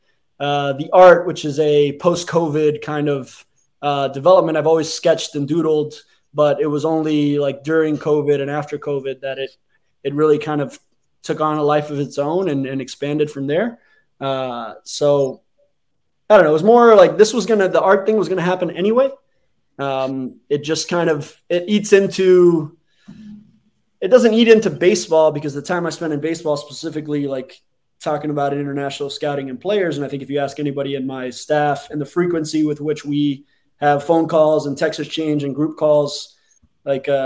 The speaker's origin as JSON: {"language": "English", "town": "Hialeah", "region": "Florida", "country": "United States", "tie": "born or raised there", "said": "I was born in Hialeah Hospital"}